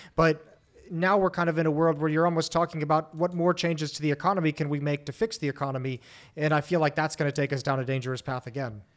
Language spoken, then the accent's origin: English; United States; speaking as an American